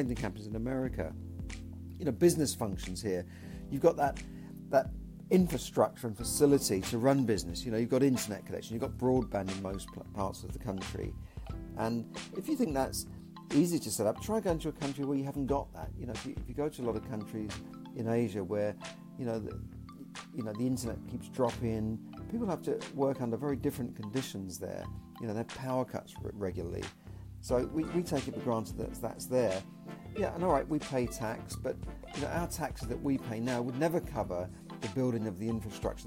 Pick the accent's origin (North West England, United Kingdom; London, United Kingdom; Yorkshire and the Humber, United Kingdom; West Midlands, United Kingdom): London, United Kingdom; So I was born in the UK, I was born in London